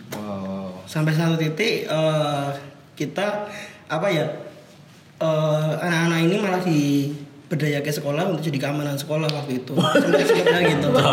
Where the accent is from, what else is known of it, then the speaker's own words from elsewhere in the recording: Surakarta, Central Java, Indonesia; now in Yogyakarta, Indonesia; aku orang Solo